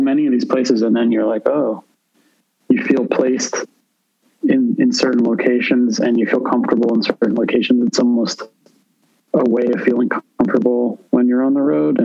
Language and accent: English; Philadelphia, Pennsylvania, United States; now in New York, United States; I'm from Philadelphia originally